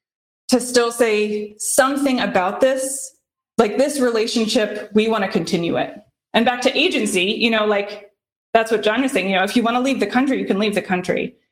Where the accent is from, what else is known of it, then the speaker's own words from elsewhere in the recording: Midwest, South, United States; now in Boston, United States; I grew up in the South, grew up in the Midwest, grew up in more rural, more Republican areas. And now I live in Boston